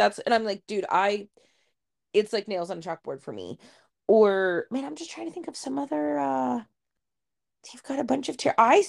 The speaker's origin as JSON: {"language": "English", "region": "Ohio", "country": "United States", "said": "oh, nothing says we're from Ohio."}